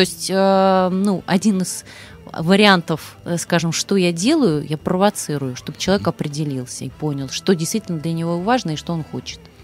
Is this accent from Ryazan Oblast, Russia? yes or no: yes; Ryazan, Ryazan Oblast, Russia; я родилась в Рязани